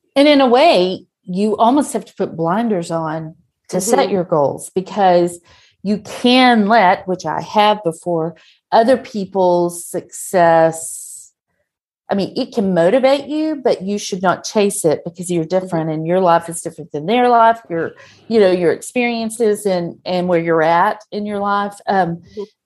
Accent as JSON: {"language": "English", "region": "Texas", "country": "United States", "said": "I am from Texas, that's not the South"}